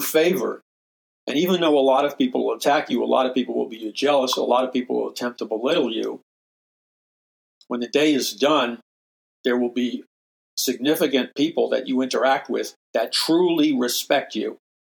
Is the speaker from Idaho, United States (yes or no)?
no; New York City, New York, United States; I'm from New York City